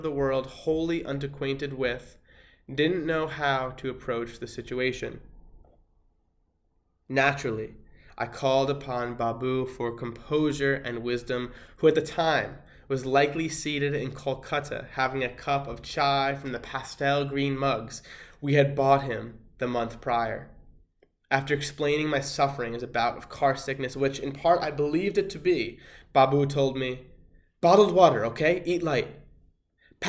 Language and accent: English; Connecticut, United States; my home state of Connecticut